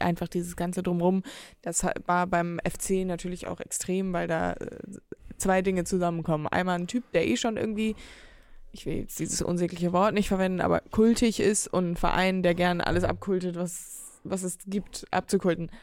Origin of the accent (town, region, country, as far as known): Hamburg, Germany